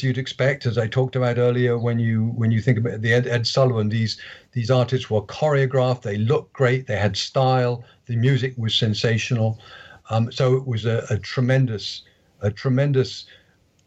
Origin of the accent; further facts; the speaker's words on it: Bristol, South West England, United Kingdom; my hometown of Bristol